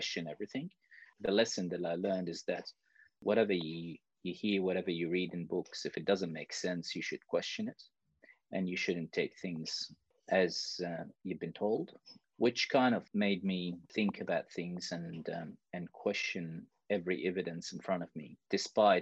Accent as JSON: {"language": "English", "country": "Iraq", "tie": "born or raised there", "moved": "as an adult", "lives_now": "Australia"}